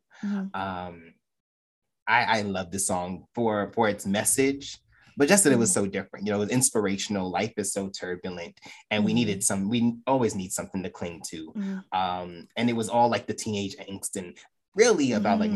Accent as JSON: {"language": "English", "town": "New York City", "region": "New York", "country": "United States", "said": "I'm from Brooklyn"}